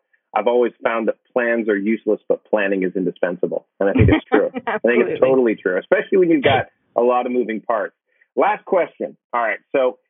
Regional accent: Hamilton, Ontario, Canada; I'm from Hamilton originally, and moving out west, it's funny because once you live, I've lived out here for almost 20 years now, and I've kind of adopted more of a Pacific Northwest accent

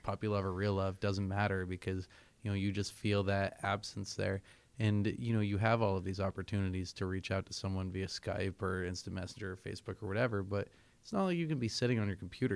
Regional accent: New Hampshire, United States; I'm from New Hampshire

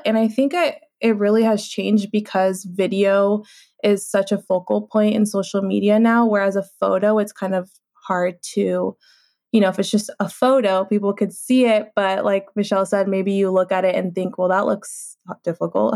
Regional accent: San Diego, California, United States; I'm from San Diego, California. I'm Mexican American

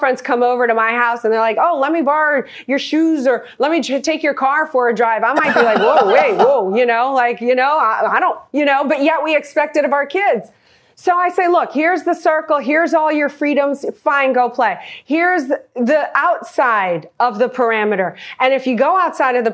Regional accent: New Orleans, Louisiana, United States; moved away; I'm a girl from New Orleans that never went to college

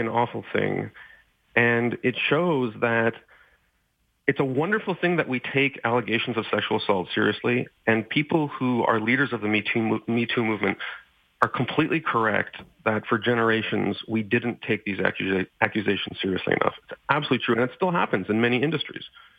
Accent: Montreal, Quebec, Canada; Concordia University in Montreal, my hometown

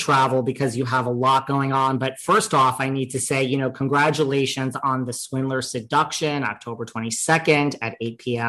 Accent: New York City, New York, United States; I'm from New York City. I'm like a jaded person.

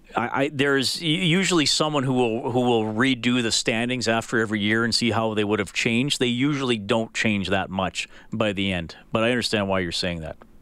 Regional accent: Canada; we as Canadian hockey fans

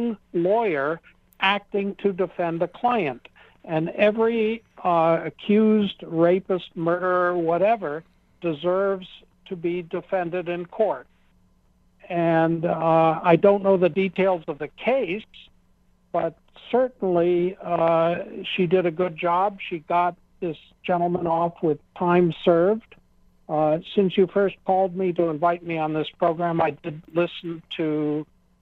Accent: United States; as an American

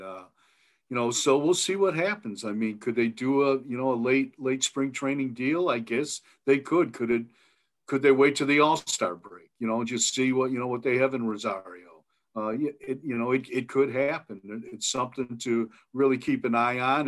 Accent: Milan, Ohio, United States; moved away as an adult; now in Idaho, United States; I grew up there in Milan, Ohio, but I now live out in Idaho. I've been here for 40 years

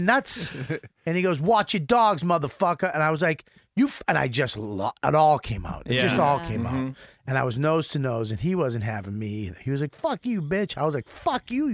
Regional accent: Boston, Massachusetts, United States; moved away; also born or lived in Hell's Kitchen, New York; I grew up in Boston in a house with parks and cars and shit

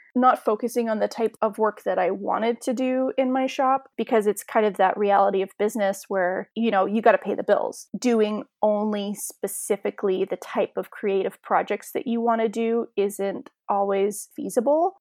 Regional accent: Canada; as a Canadian

